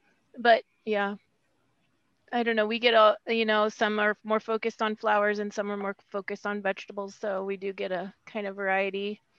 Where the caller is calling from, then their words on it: East Peoria, Illinois, United States; Oh, I'm in East Peoria at home today, but in Peoria, Fulton, Mason, and Tazewell counties are where I'm at. So my office is in Lewiston, Illinois.